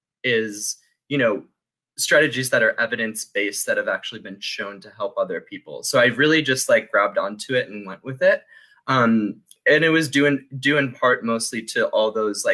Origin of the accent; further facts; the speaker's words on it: Buffalo, New York, United States; moved away as an adult; also born or lived in Pennsylvania / Mamaroneck, New York; I'm from Buffalo originally